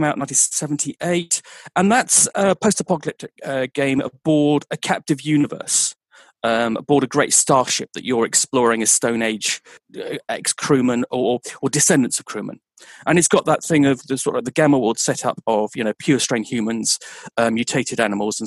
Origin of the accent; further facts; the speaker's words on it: Dorset, South West England, United Kingdom; now in Birmingham, United Kingdom; I'm originally from Dorset, but I've lived in Birmingham for just over 20 years